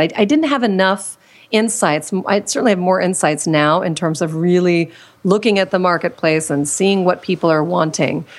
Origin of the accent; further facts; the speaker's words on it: Washington, District of Columbia, United States; moved away as an adult; also born or lived in Pittsburgh, Pennsylvania; now in California, United States; I was born in Pittsburgh, Pennsylvania, then spent most of my childhood in Washington, D C.